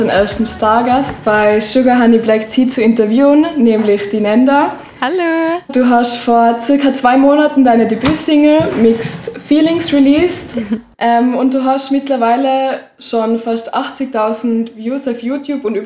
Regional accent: Tyrol, Austria; Ich bin im Ötztal in Tirol aufgewachsen und habe dann in London Schauspiel studiert

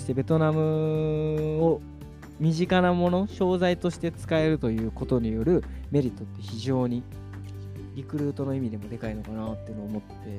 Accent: Tokyo, Japan; moved away as an adult; now in Awaji Island, Japan; 東京生まれ東京育ち27歳の我々が淡路島に移住して

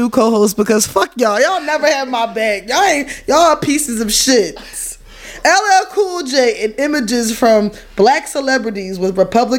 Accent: Brooklyn, New York, United States; I was raised out in Brooklyn.

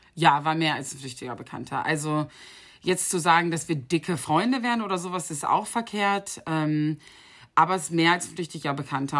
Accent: Bennigsen, Lower Saxony, Germany; moved away as an adult; also born or lived in Dubai; FC Bennigsen in meinem Heimatdorf

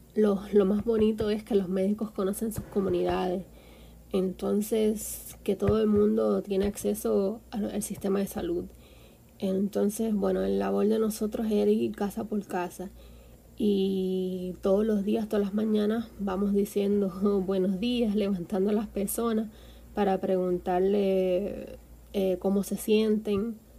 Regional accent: Guánica, Puerto Rico; moved away as an adult; now in Havana, Cuba; soy del barrio La Luna en Guánica

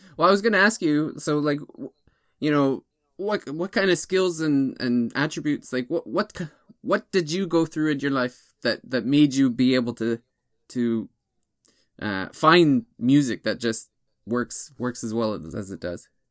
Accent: near Toronto, Ontario, Canada; moved away; my hometown's not far from Toronto

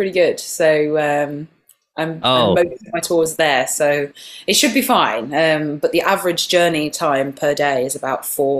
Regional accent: Nottingham, East Midlands, United Kingdom; also born or lived in York; now in London, United Kingdom; Nottingham, my hometown, because that is where it all began. It's where my family are.

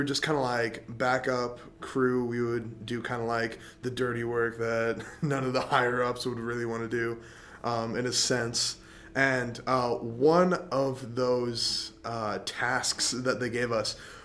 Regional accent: Middlebury, Indiana, United States; born and raised in Middlebury, Indiana

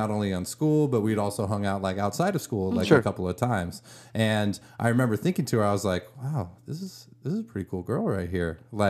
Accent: Livermore, California, United States; I grew up in Livermore.

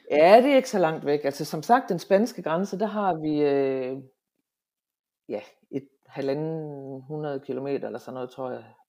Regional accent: Hammerum, Central Denmark Region, Denmark; accent: Central Jutlandic; also born or lived in Aalborg, Denmark; now in France; jeg er midtjyde

